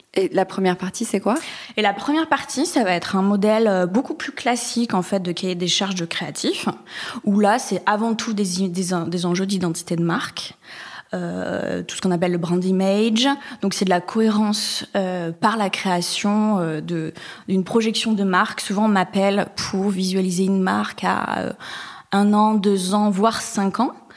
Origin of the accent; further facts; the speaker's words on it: Bayonne, Nouvelle-Aquitaine, France; now in Marseille, France; je suis originaire et native de la côte atlantique. Je suis née euh, à Bayonne, plus précisément.